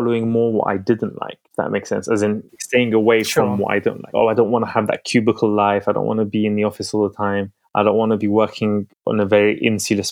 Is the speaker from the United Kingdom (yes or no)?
yes; London, United Kingdom; also born or lived in Baghdad, Iraq; So I came to London when I was 3 years old. I was born in Baghdad. I came with my family.